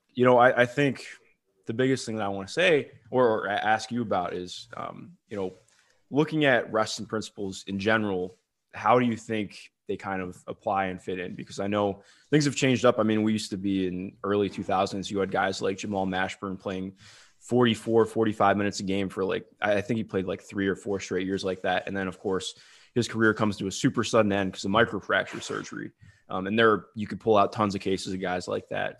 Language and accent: English; Cleveland, Ohio, United States; I grew up in Cleveland, but all my family went to either Michigan State or U of M.